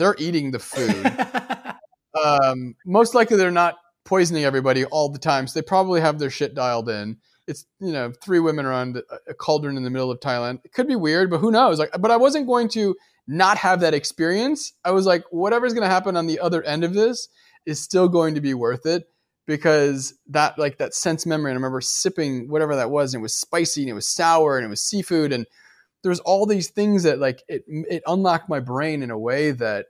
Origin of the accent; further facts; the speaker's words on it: Midwest, United States; And it reminds me of, like, I grew up in the Midwest.